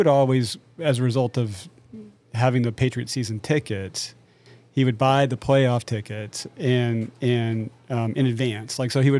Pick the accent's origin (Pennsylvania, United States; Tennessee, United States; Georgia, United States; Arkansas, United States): Tennessee, United States; East; moved away as an adult; also born or lived in England / Florida / Tucson, Arizona / Hampton Roads, Virginia; I grew up in East Tennessee.